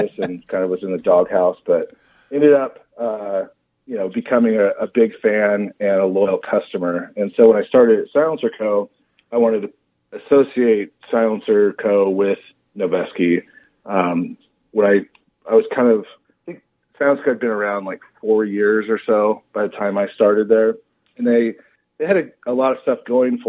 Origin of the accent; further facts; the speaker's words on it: San Diego, California, United States; originally I'm from San Diego, California.